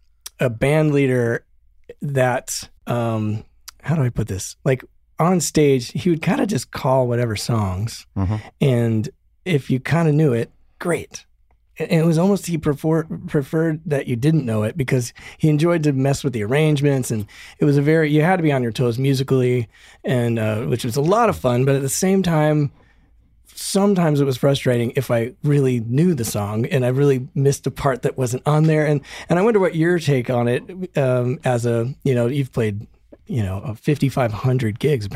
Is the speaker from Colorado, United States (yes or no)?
yes; Denver, Colorado, United States; I came from Denver and I came up through the bars